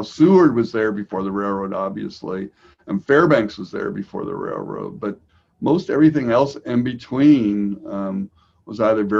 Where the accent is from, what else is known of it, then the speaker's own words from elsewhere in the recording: Vienna, Austria; also born or lived in United States; now in Alaska, United States; I was a United Nations brat, so I grew up actually in Vienna, Austria, although I was born in the United States. So I moved around for a while